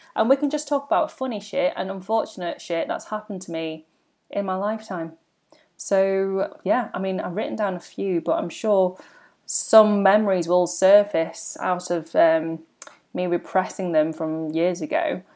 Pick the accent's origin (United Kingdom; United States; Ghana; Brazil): United Kingdom; a twenty-something millennial learning about life as a British-born Chinese